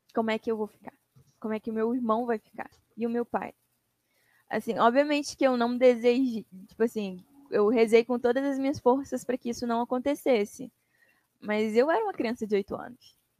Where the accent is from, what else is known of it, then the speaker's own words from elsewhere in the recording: Governador Valadares, Minas Gerais, Brazil; moved away as an adult; now in Rio de Janeiro, Brazil; Eu sou de Minas. Eu moro no Rio há quase 12 anos, mas eu nasci em Minas, eu sou valadarense.